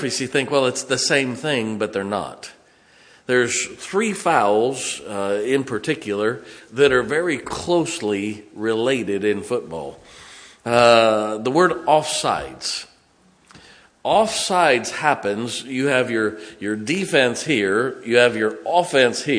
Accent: Massillon, Ohio, United States; born or raised there; moved away

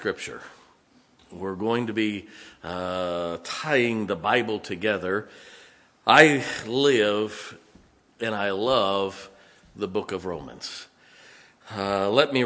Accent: United States; I'm an American

